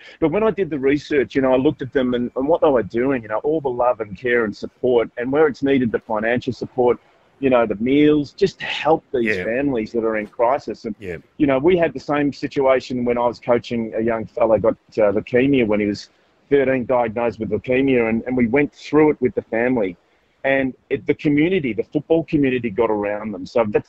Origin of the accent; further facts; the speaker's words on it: Melbourne, Victoria, Australia; now in Sydney, Australia; I grew up in Melbourne